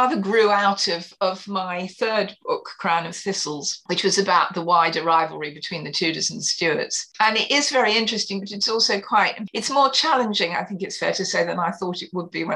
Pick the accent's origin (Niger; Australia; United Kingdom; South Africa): United Kingdom; Kent, South East England; also born or lived in Devon / Paris / New York; I was born in the West Country of England, in Devon. I've lived in Paris and New York, but for the last, well, more than 30 years now, I've been back in the UK. I was brought up in Southeast England, in Kent, which is where I now live.